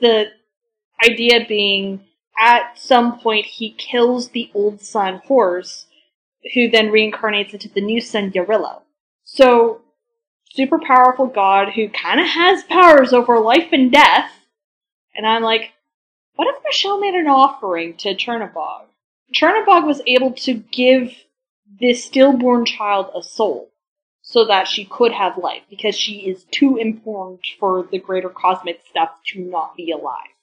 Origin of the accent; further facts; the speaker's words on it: Vancouver Island, British Columbia, Canada; when I was growing up on Vancouver Island